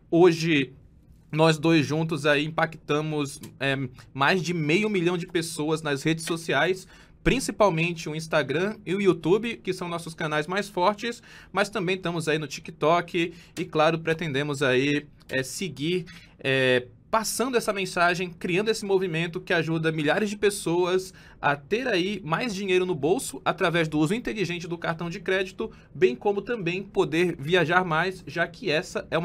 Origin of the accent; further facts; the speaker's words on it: Belém, Pará, Brazil; eu sou natural de Belém do Pará, tenho 35 anos